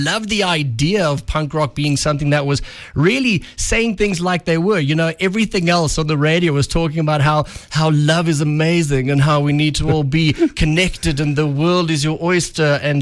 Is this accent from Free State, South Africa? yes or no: yes; Welkom, Free State, South Africa; moved away as an adult; also born or lived in Pretoria / Gauteng; I grew up in Welkom in the Free State